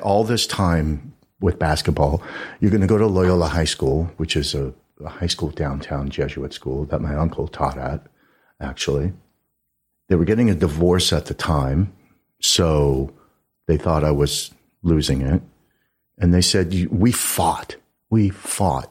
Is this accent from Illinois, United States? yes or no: no; Los Angeles, California, United States; I grew up in, uh, the mean streets of Studio City